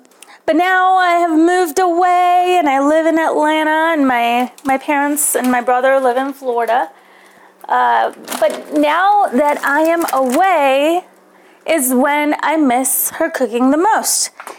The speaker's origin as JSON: {"language": "English", "country": "India", "said": "Now, I'm from India, so I like my chai."}